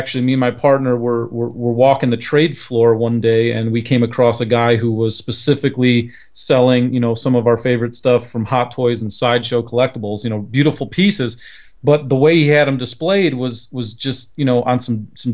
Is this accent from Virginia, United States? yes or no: no; near Cleveland, Ohio, United States; in my hometown, we're near Cleveland, Ohio